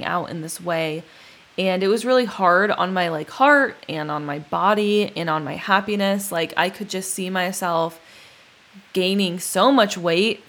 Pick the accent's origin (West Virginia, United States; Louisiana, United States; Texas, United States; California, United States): California, United States; Palmdale; also born or lived in Huntington; my hometown, Palmdale